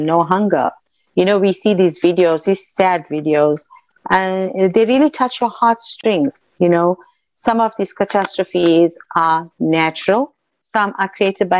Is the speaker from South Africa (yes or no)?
yes; South Africa; I'm an Indian South African